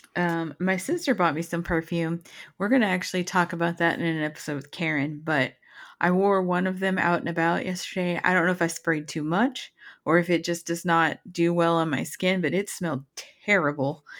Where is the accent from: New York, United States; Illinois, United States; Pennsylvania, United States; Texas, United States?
Texas, United States; moved away; I'm from Texas and we don't have basements